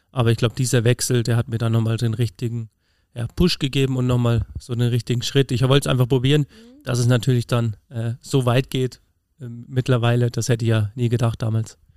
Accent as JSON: {"language": "German", "area": "Sauerland", "region": "North Rhine-Westphalia", "country": "Germany", "tie": "born or raised there", "moved": "yes", "lives_now": "Burgberg im Allgäu, Germany", "said": "in meiner Zeit als Kind in Nordrhein-Westfalen äh, im Sauerland"}